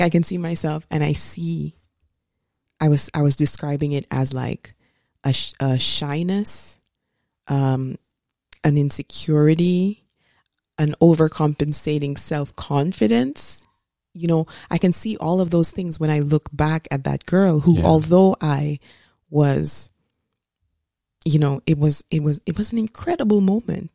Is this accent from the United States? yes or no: no; St. Lucia; I grew up in Saint Lucia.